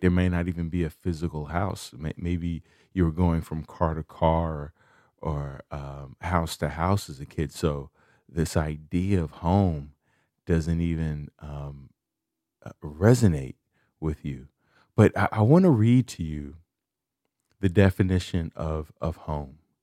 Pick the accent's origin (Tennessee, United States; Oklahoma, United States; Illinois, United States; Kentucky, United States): Illinois, United States; Chicago; moved away; I'm from Chicago.